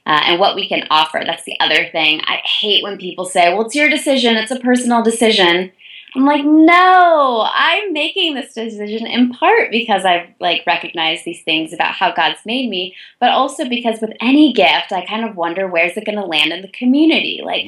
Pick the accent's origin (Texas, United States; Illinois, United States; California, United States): Illinois, United States; Chicago; moved away; also born or lived in Ann Arbor, Michigan / Davidson, North Carolina; I'd grown up in Chicago, Illinois